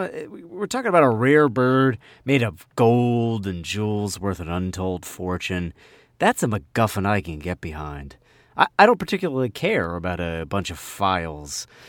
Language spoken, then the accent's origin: English; New Jersey, United States; accent: Jersey; also born or lived in Philadelphia; my Jersey accent